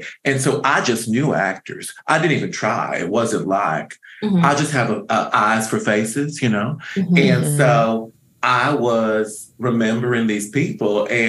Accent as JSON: {"language": "English", "region": "the South", "country": "United States", "lives_now": "Los Angeles, United States", "said": "I'm from the South originally. Mm-hmm. And I moved here as a young homosexual because there wasn't a place for me there."}